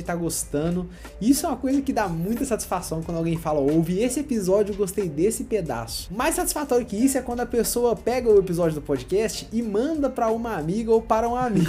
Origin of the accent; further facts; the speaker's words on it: Minas Gerais, Brazil; porque nós somos mineiros